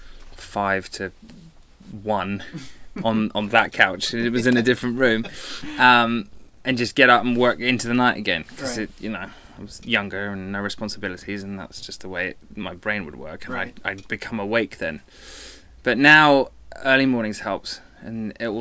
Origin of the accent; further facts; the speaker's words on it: England, United Kingdom; now in Los Angeles, United States; I'm English.